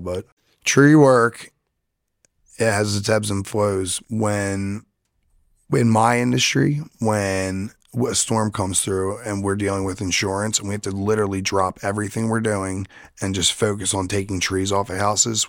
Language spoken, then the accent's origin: English; Drexel Hill, Pennsylvania, United States; that's right up the street from where I grew up in Drexel Hill. That's where I'm born and raised from